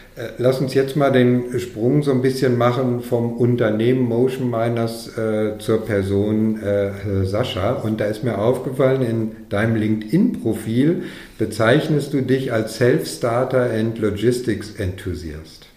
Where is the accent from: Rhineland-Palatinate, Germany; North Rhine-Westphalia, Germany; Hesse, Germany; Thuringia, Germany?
North Rhine-Westphalia, Germany; Dortmund; moved away; in meine alte Heimat nach Dortmund